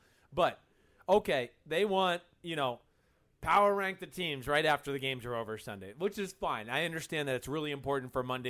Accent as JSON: {"language": "English", "region": "New Jersey", "country": "United States", "said": "I'm from New Jersey."}